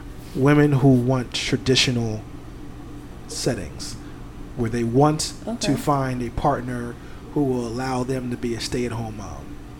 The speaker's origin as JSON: {"language": "English", "region": "the South", "country": "United States", "also_born_or_lived": "New York", "said": "I'm from the South"}